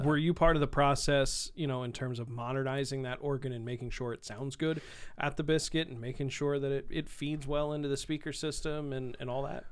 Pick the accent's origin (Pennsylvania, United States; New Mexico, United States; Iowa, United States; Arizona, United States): Pennsylvania, United States; Bethlehem; I grew up in, and went to high school in Bethlehem, Pennsylvania